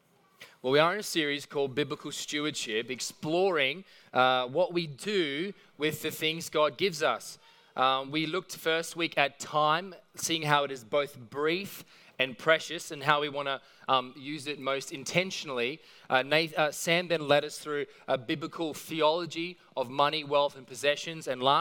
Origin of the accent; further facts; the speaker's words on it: Mount Warren Park, Queensland, Australia; I grew up in Mount Warren Park, which is near Beenleigh Lee. Essentially kind of the economic dip between Brisbane and the Gold Coast.